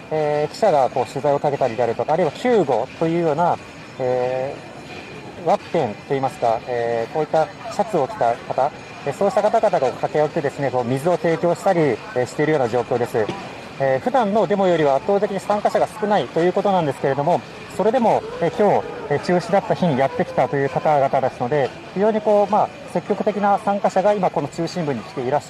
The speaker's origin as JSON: {"language": "Japanese", "country": "Hong Kong", "second_language": "Japanese", "said": "俺は香港人の民主で自由も、えー、存在の戦いです"}